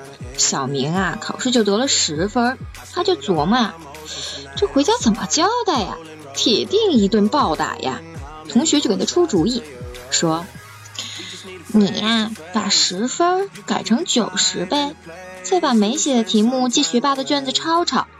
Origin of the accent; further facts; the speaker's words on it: Beijing, China; 我是北京人嘛